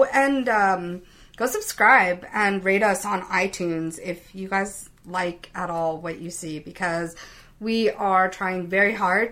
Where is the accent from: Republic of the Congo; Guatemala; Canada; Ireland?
Canada; I'm a Canadian girl